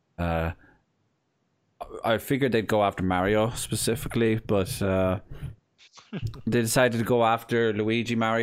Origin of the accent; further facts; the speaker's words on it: Ireland; accent: Irish; my native tongue